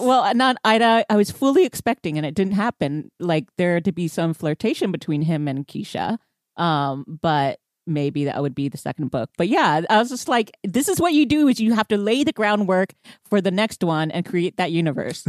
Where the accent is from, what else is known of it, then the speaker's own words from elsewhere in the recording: Houston, Texas, United States; I grew up in Houston